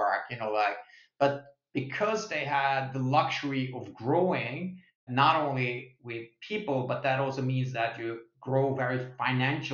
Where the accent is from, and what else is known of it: Sweden; now in United States